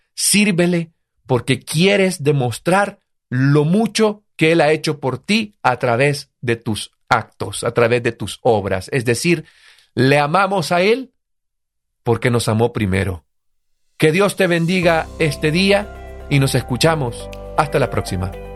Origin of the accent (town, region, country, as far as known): El Salvador